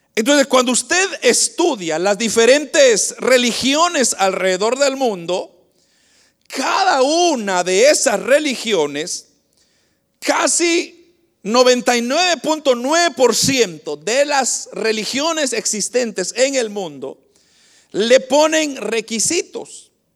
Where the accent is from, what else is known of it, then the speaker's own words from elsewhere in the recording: Guatemala; moved away; el país de donde vengo, de Guatemala